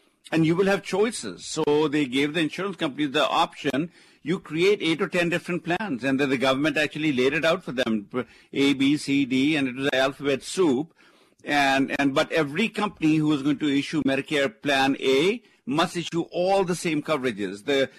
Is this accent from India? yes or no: yes; India; moved away; remember, I came from India, loving the capitalistic system because this is the place you work hard, you play by the rules, you persevere, you can make it happen.